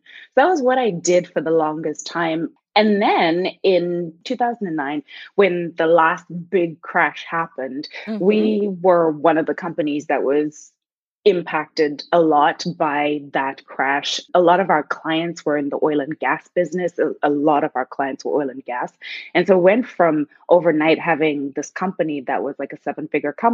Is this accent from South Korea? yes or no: no; Zimbabwe; first language Shona; English is a second language; moved away; I'm from Zimbabwe. And so in Zimbabwe, they three main languages, English, Shona and Ndebele. So I speak Shona, which is my mother tongue